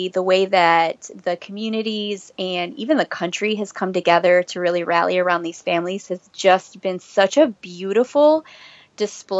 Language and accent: English; Minnesota, United States; moved away as an adult; I was actually born and raised in Minnesota.